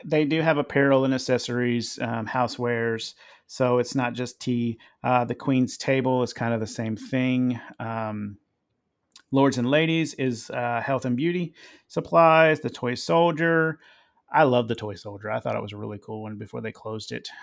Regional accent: United States; we're American

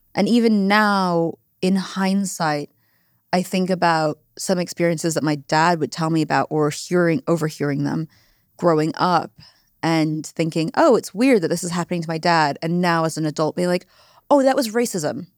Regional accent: Silicon Valley, California, United States; moved away; I grew up in the Silicon Valley

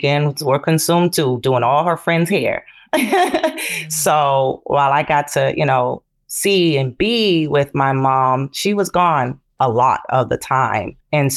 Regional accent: Boston, Massachusetts, United States; I learned a lot in community centers where I grew up in Boston.

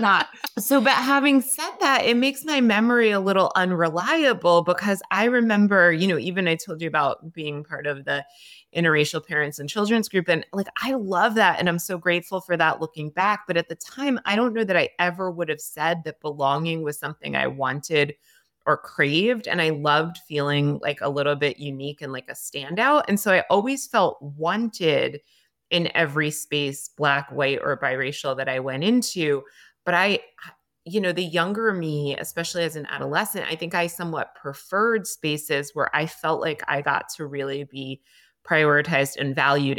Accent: Greenwich, Connecticut, United States; also born or lived in Cape Cod, Massachusetts; I moved to Greenwich, Connecticut, and lived with my mom and her family members, and I would say I grew up in a very, very white town

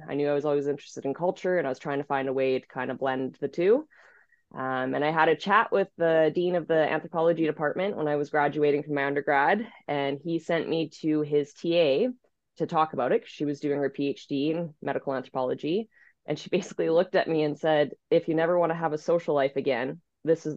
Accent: Calgary, Alberta, Canada; moved away as an adult; now in Victoria, Canada; I'm from Calgary. So okay. I grew up in the big city.

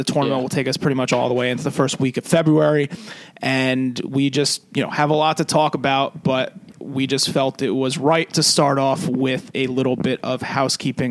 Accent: New Jersey, United States; we're more of a New Jersey centralized podcast, just because we're from New Jersey

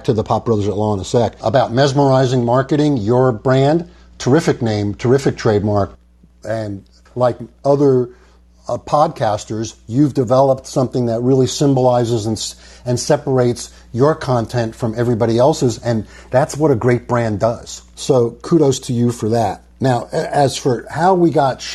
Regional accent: New York, United States; I'm from New York

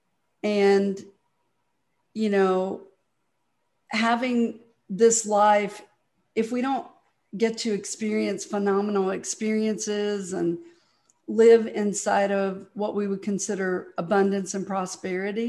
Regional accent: Mobile, Alabama, United States; now in Dallas, United States; I was born in Mobile, Alabama, and it's amazing that I made it to Dallas, Texas

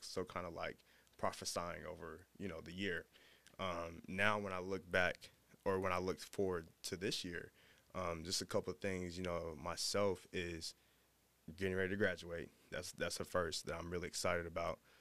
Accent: Dallas, Texas, United States; moved away; I'm from Dallas

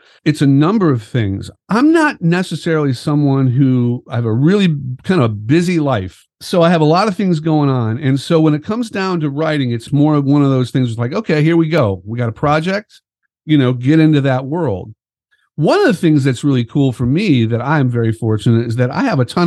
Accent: Chicago, Illinois, United States; growing up as a musician in Chicago

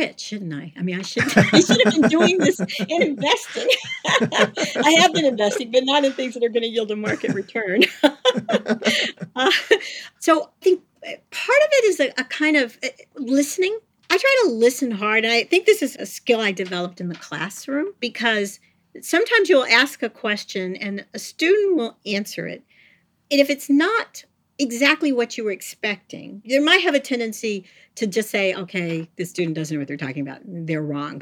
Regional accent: St. Louis, Missouri, United States; I was born in St. Louis, Missouri

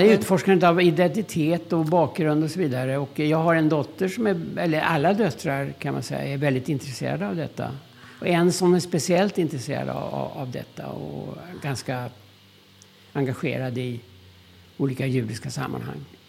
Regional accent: Stockholm, Stockholm County, Sweden; accent: söderslang; Swedish is a second language; also born or lived in Karlovy Vary, Czechoslovakia; mig och många andra barn på Söder

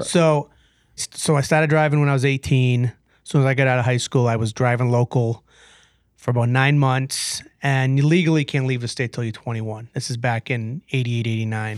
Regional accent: Brockton, Massachusetts, United States; now in Waltham, United States; I grew up in Brockton, Sioux City, by the way, and, uh, I live in Waltham

